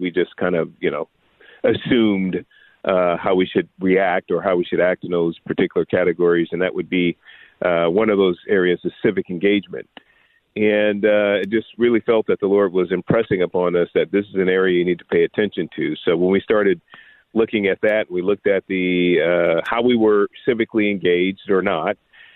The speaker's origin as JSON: {"language": "English", "town": "San Francisco", "region": "California", "country": "United States", "tie": "born or raised there", "said": "I was born and raised in San Francisco in abject poverty"}